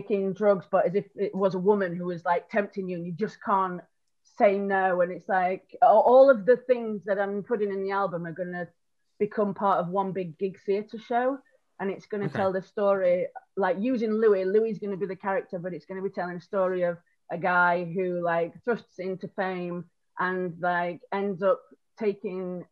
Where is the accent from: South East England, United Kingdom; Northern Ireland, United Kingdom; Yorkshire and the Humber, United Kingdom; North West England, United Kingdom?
Yorkshire and the Humber, United Kingdom; Rotherham; moved away as an adult; now in London, United Kingdom; So I'm from South Yorkshire. I tell everybody it's Sheffield because I don't want to admit that it's Rotherham.